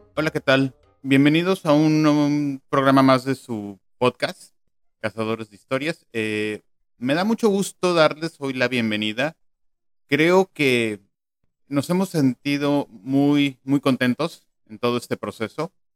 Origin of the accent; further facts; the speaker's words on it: Mexico City, Mexico; yo nací en la Ciudad de México